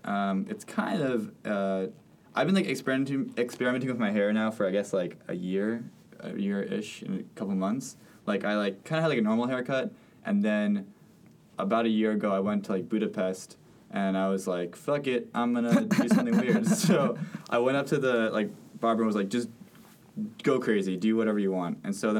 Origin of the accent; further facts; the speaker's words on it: Spain; I was born in Spain. I actually have a Spanish passport.